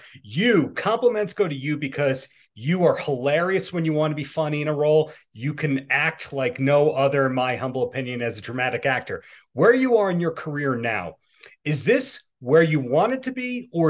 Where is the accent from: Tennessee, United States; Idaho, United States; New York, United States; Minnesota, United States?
New York, United States; I'm a New Yorker, but I'm dialing in from Park City, Utah.